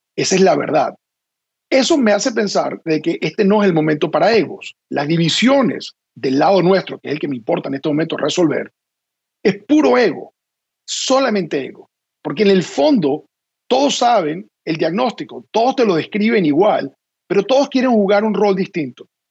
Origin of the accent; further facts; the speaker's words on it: Venezuela; now in Washington, United States; nuestro país